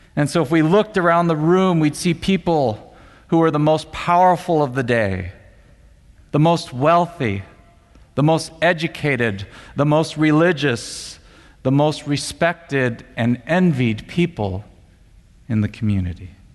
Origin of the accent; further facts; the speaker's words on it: Monterey Park, California, United States; I grew up more specifically in Monterey Park and uh, attended Alhambra High School.